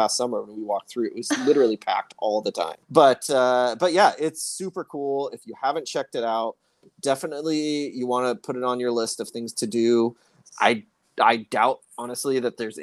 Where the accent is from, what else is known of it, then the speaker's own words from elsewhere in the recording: Seattle, Washington, United States; I'm born and raised in Seattle